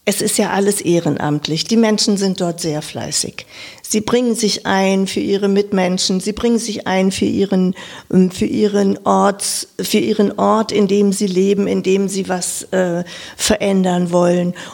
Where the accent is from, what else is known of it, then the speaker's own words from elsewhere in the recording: Lower Saxony, Germany; now in Wiesbaden, Germany; wie man vielleicht auch an meiner Sprache schon hört, ich bin aus Niedersachsen, aus dem Norden dieser Republik, bin in einem 5000 Seelendorf ähm, aufgewachsen als viertes Kind